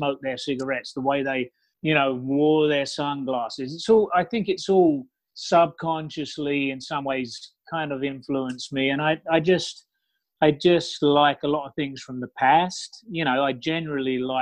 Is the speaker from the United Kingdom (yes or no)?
yes; United Kingdom; moved away as an adult; now in Los Angeles, United States; I'm from London, pretty much, from England, just outside of London. You know, so I grew up near one of the biggest cultural cities in the world